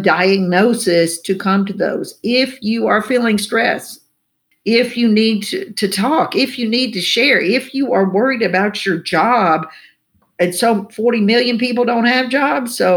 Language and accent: English; the South, United States; I grew up here in the South